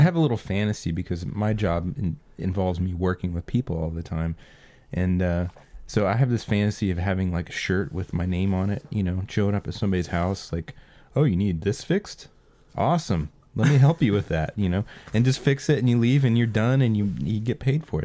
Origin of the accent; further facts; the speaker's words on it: United States; being an American